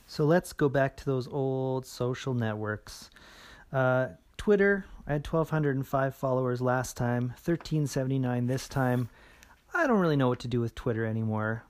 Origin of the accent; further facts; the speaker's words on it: Edmonton, Alberta, Canada; my hometown here in Edmonton